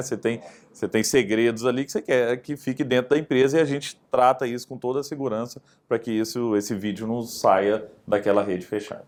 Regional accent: Araguari, Minas Gerais, Brazil; casa onde meus pais moram em Araguari, né? minha cidade onde eu nasci

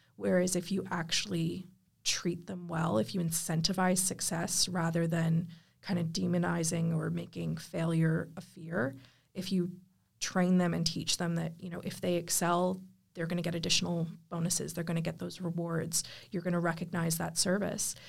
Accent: United States; now in Australia; as an American

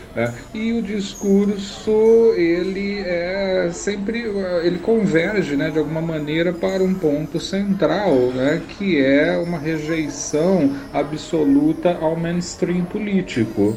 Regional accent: Americana, São Paulo, Brazil; now in Minas Gerais, Brazil; falo aqui das Gerais, muito embora em Americana, região que é a minha terra natal

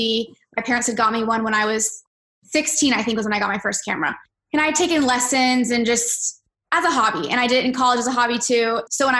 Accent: Orlando, Florida, United States; I grew up in Orlando. I've lived here my whole life.

